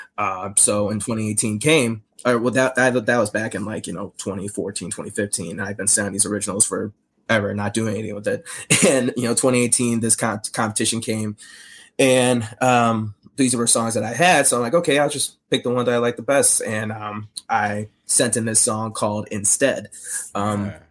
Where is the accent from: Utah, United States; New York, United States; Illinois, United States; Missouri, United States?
Illinois, United States; Chicago; growing up in Chicago